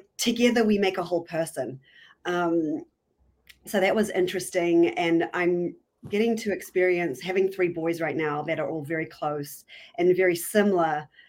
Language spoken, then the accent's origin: English; Hamilton, Waikato, New Zealand; moved away as an adult; also born or lived in New York City, United States; I'm from New Zealand originally, born and bred. I was brought up in the North Island in a little town called Hamilton